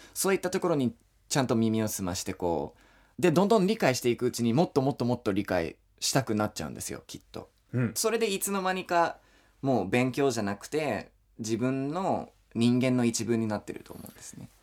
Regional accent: Hillsboro, Oregon, United States; first language English; Japanese is a second language; moved away as an adult; also born or lived in Shizuoka, Japan; now in Japan; 僕の地元ってヒルスボロシっていうオレゴンのヒルスボロシっていうところなんですが

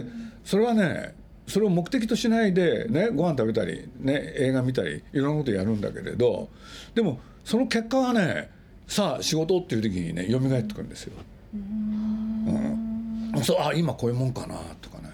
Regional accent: Nagoya, Aichi, Japan; 僕名古屋の生まれで

